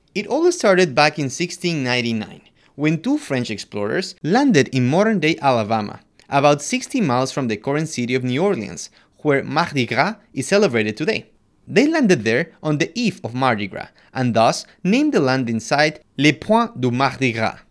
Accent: Quito, Pichincha, Ecuador; I'm from Quito, Ecuador

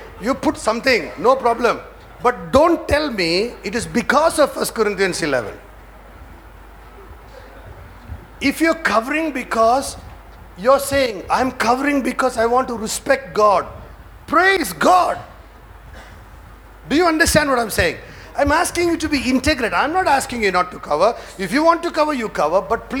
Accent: New York, United States; I come from, you know, I come from New York. So I can't really cover my head now.

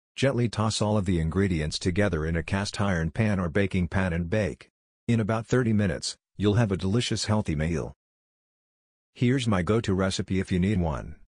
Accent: Saint Paul, Minnesota, United States; Seeing as I grew up in the Midwest in Saint Paul, Minnesota

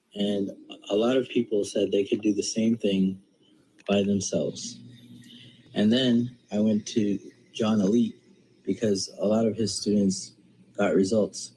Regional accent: United States; I'm from the United States

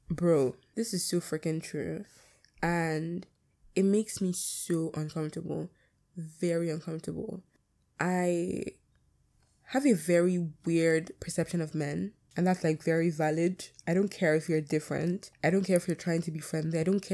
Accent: United Kingdom; accent: British; My British accent is coming, the thick one that I have.

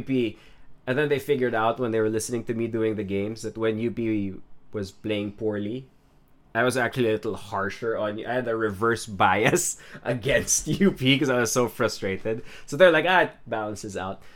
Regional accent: Marikina, Metro Manila, Philippines; also born or lived in Los Baños, Laguna; I grew up in Marikina in a fairly small town

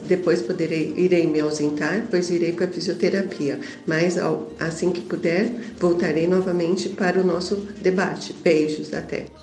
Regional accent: São Paulo, Brazil; sou aqui de São Paulo, da capital

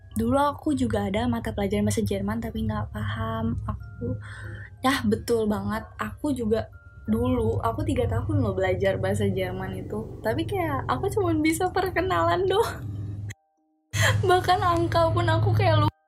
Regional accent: Java, Indonesia; aku orang Jawa tapi kayak aku tuh ngerti kalau orang ngomong bahasa Jawa tapi nggak bisa ngebalesnya

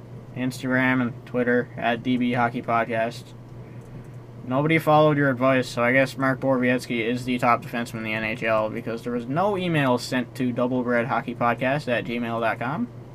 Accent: Newfoundland and Labrador, Canada; And seeing as we're from Newfoundland and it's a Newfie podcast

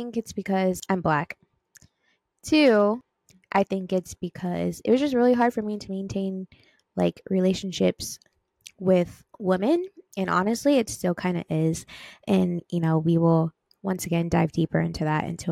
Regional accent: Long Beach, California, United States; Born and raised in Long Beach, California

